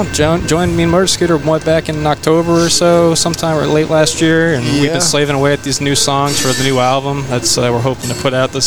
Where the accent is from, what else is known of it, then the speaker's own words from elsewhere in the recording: Connecticut, United States; moved away as an adult; now in Fort Worth, United States; I'm from Connecticut originally.